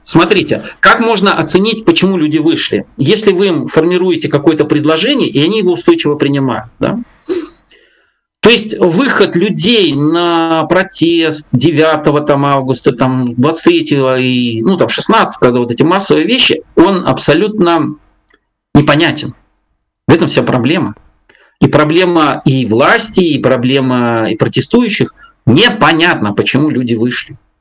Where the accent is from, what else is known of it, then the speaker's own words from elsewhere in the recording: Belarus; я белорус там в лето как-то по, по древу знаю там я пять своих поколений. У меня здесь деды, бабки